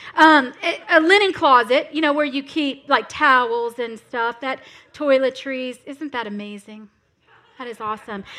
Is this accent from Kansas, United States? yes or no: no; South Florida, United States; I am from South Florida. That's where I was raised